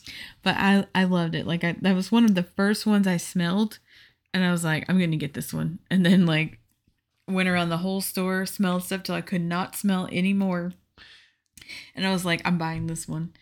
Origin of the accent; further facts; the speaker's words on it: Houston, Texas, United States; moved away; I'm from Texas